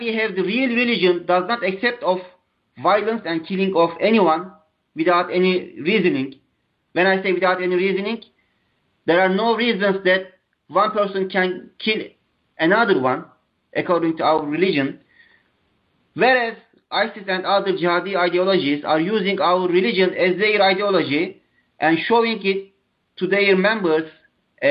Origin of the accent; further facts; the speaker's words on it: Turkey; I'm from Turkey